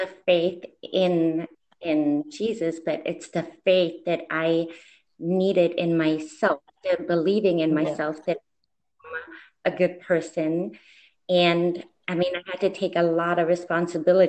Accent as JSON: {"language": "English", "country": "Germany", "tie": "born or raised there", "moved": "as an adult", "lives_now": "United States", "said": "I was born and raised in Germany"}